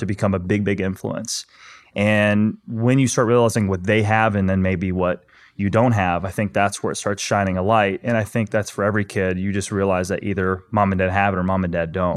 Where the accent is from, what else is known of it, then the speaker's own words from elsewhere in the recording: Ozark, Missouri, United States; I grew up in a small town in Missouri, Ozark